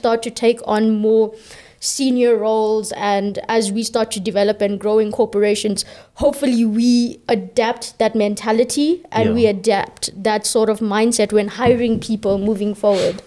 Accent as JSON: {"language": "English", "country": "South Africa"}